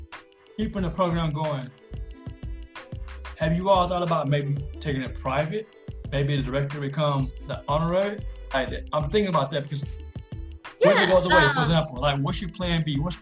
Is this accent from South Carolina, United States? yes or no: yes; Greenville, South Carolina, United States; I'm from Greenville, South Carolina, which is where I am now.